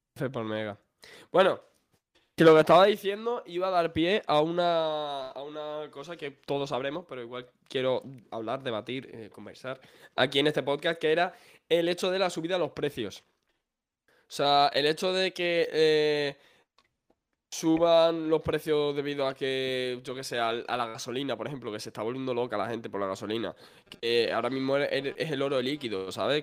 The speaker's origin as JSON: {"language": "Spanish", "region": "Extremadura", "country": "Spain", "said": "yo soy extremeño."}